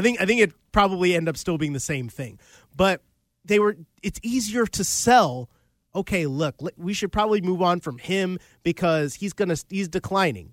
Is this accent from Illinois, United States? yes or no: yes; Chicago, Illinois, United States; I grew up in Chicagoland